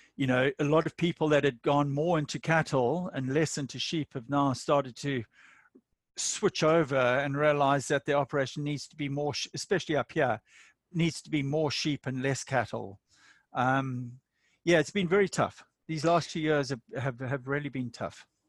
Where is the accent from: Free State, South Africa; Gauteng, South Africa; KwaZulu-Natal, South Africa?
KwaZulu-Natal, South Africa; Durban; moved away as an adult; also born or lived in Botswana; now in New England region, New South Wales, Australia; I'm South African from Durban